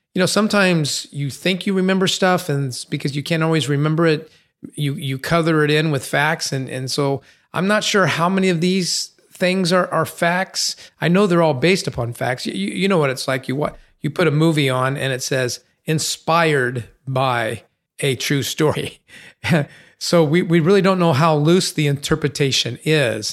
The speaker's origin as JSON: {"language": "English", "town": "San Bernardino", "region": "California", "country": "United States", "tie": "born or raised there", "said": "Growing up on Sixteenth Street in San Bernardino, we had a one-car garage"}